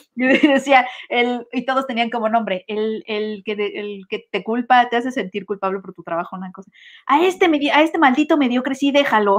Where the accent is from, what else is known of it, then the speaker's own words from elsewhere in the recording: Mexico; mucho de mi educación sentimental, como muchos mexicanos, fue la televisión abierta y las telenovelas